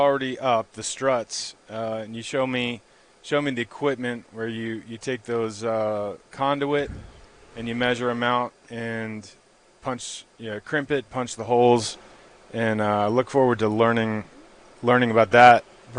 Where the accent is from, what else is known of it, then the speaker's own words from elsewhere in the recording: Maryland, United States; also born or lived in Southern California; now in California, United States; And yeah, I came up from Southern California, born and raised in Maryland, California transplant.